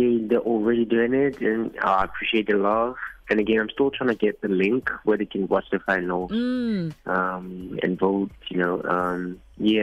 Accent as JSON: {"language": "English", "region": "Gauteng", "country": "South Africa", "moved": "as an adult", "lives_now": "London, United Kingdom", "said": "I'm from Gauteng"}